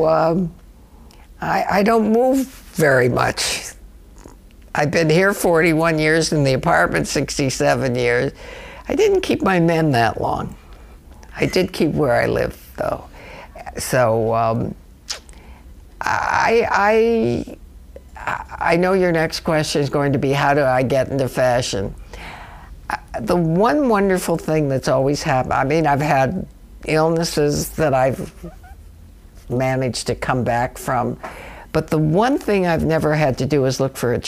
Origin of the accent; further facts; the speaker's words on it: Chicago, Illinois, United States; now in New York, United States; I'm from Chicago, Illinois. I took Saturday classes at the Art Institute of Chicago